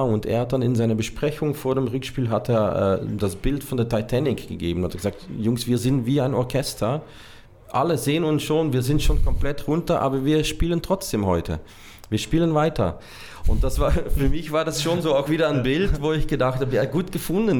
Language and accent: German; Hasselt, Flanders, Belgium; moved away as an adult; also born or lived in Brazil / Austria; direkt neben meiner Heimatstadt Hasselt